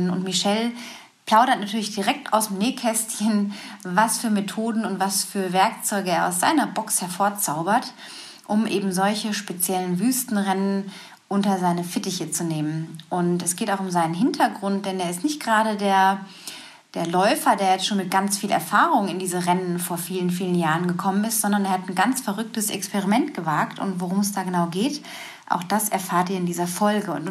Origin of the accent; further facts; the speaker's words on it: Lippstadt, North Rhine-Westphalia, Germany; aus dem Pott, da komme ich ja auch her, aus Lippstadt, aus der Nähe von Dortmund.